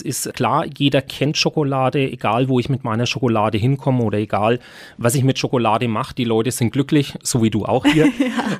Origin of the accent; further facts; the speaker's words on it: Nuremberg, Bavaria, Germany; als geborener Nürnberger und Konditormeister in Nürnberg und schon immer mit dem Lebkuchen groß geworden